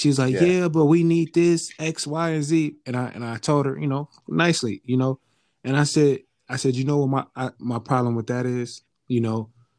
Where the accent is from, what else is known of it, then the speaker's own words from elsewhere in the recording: the Bay Area, California, United States; I'm from the Bay Area